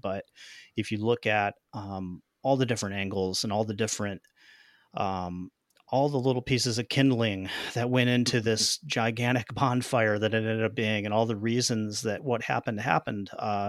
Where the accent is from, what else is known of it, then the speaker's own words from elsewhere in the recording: New York, United States; Western New York is all over this. I grew up south of Buffalo.